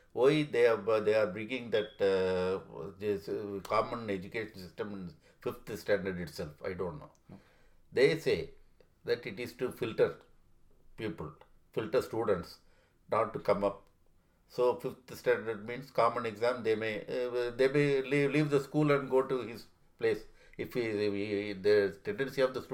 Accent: Tamil Nadu, India; moved away as an adult; now in United States; I am from Tamil Nadu

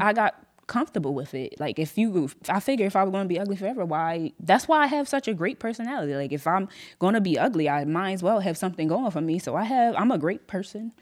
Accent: Atlantic City, New Jersey, United States; also born or lived in Mays Landing / Galloway / Millville; now in Sicklerville, United States; I was born in Atlantic City

